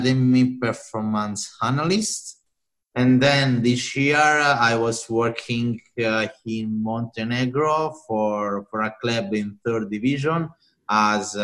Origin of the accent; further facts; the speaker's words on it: Italy; moved away as an adult; also born or lived in Hungary / Australia; I am from Italy